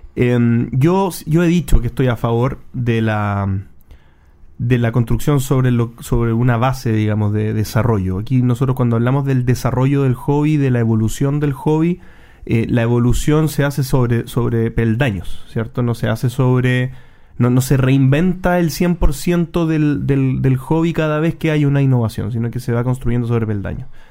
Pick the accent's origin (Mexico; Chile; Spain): Chile; nosotros como chilenos